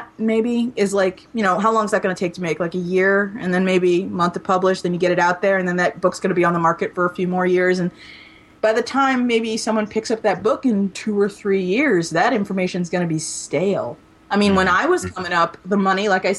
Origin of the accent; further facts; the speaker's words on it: Maryland suburbs, United States; where I grew up in the Maryland suburbs